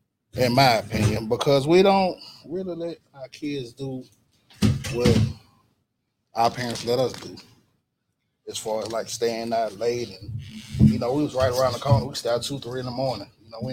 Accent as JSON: {"language": "English", "town": "Mobile", "region": "Alabama", "country": "United States", "tie": "born or raised there", "also_born_or_lived": "New York", "said": "I grew up down here. I've been down here for 26 years now."}